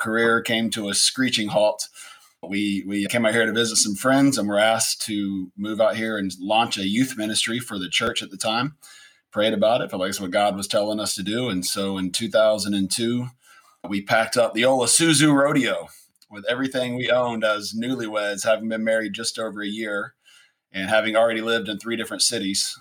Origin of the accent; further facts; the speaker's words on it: Atlanta, Georgia, United States; moved away as an adult; also born or lived in Indianapolis, Indiana / Pflugerville, Texas; now in Austin, United States; Been here in Austin, Texas, since 2002. My wife and I were both born and raised in Atlanta, Georgia